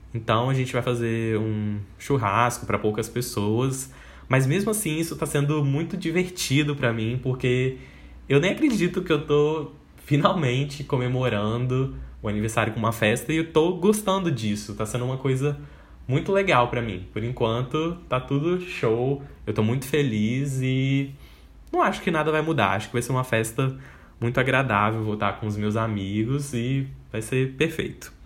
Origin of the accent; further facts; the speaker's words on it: Espírito Santo, Brazil; also born or lived in Salvador, Bahia; eu nasci em Salvador, lá na Bahia, mas eu vivi e cresci praticamente toda a minha vida aqui no Espírito Santo